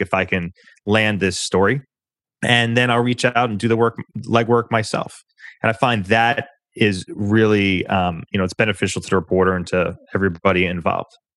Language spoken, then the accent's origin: English; New York, United States; I'm a New Yorker, so I talk uh, pretty quickly naturally